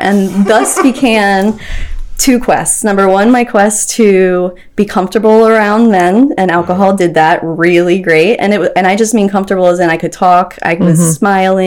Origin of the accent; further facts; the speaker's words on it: Anne Arundel County, Maryland, United States; also born or lived in Howard County, Maryland / Towson, Maryland; I'm from Maryland. I grew up in Anne Arundel County